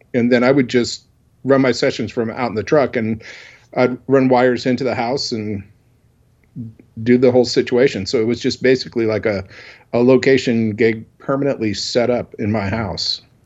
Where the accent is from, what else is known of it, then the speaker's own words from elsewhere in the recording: Portland, Oregon, United States; also born or lived in New Orleans, Louisiana / Olympia, Washington; I'm originally from Portland, Oregon